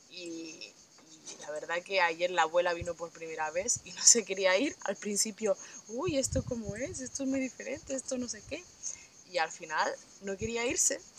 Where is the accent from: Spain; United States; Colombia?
Colombia; tenía a mi madre y a mi hermano aquí, que como os comentaba que somos de Colombia, pero se fueron hace un año y medio.